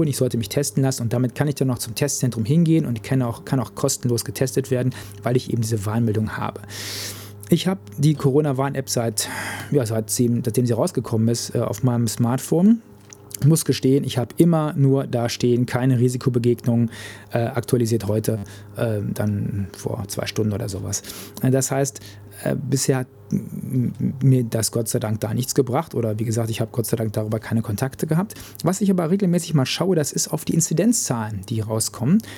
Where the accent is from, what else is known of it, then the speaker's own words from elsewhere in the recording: North Rhine-Westphalia, Germany; den Kreis, wo ich herkomme, Märkischer Kreis im Sauerland in Nordrhein-Westfalen.